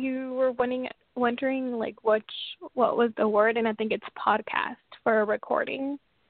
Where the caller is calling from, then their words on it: Washington, United States; I'm calling from Washington State.